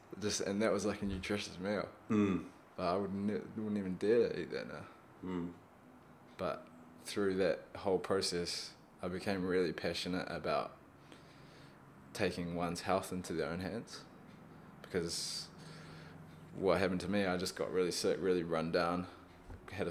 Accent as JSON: {"language": "English", "region": "Auckland", "country": "New Zealand", "tie": "born or raised there", "also_born_or_lived": "Wellington", "said": "I grew up in Auckland"}